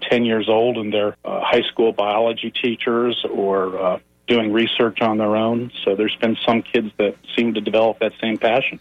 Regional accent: Connecticut, United States; I grew up in New England, uh, Connecticut specifically

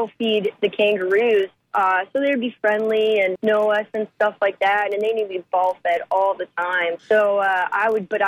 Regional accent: Mount Dora, Florida, United States; I grew up in Mount Dora, Florida

